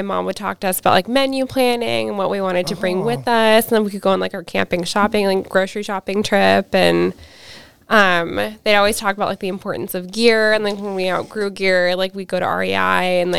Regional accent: Alaska, United States; growing up in Alaska

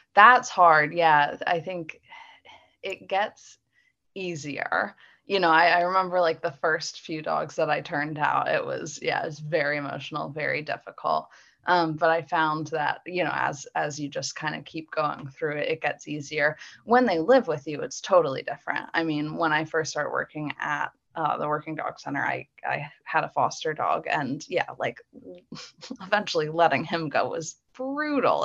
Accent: Philadelphia, Pennsylvania, United States; now in Mechanicsburg, United States; I grew up in the suburbs of Philly

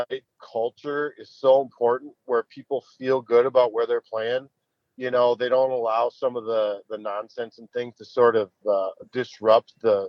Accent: Minnesota, United States; we're from the North Metro, and a lot of the kids from the North Metro would go down and play for the Machine.

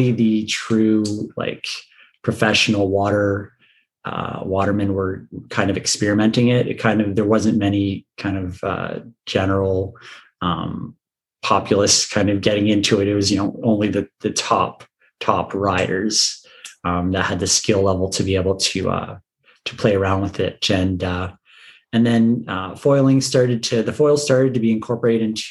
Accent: Puce, Ontario, Canada; moved away as an adult; also born or lived in Western Canada; I'm from Puce, a little town just outside of Windsor. I grew up there.

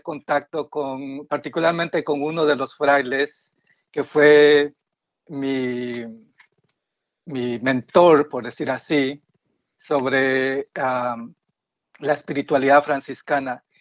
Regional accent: Guatemala; now in Silver Spring, United States; vivo en Silver Spring, Maryland, y soy originario de Guatemala

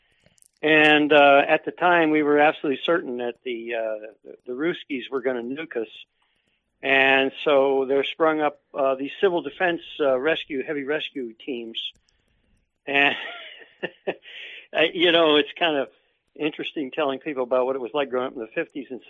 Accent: Takoma Park, Maryland, United States; also born or lived in Washington, D.C.; grew up in Maryland, and at the time, I think the second largest city in the state of Maryland was the city of Tacoma Park

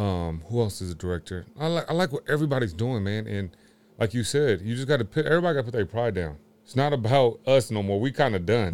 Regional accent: Sacramento, California, United States; I'm from Sacramento, California.

